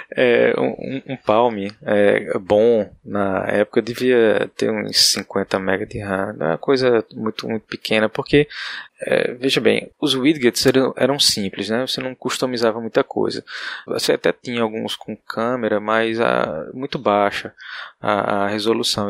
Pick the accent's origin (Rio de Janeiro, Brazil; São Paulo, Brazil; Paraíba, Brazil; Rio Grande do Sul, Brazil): Paraíba, Brazil; moved away as an adult; also born or lived in Campina Grande; now in Recife, Brazil; Eu sou da Paraíba, graduação em Campina Grande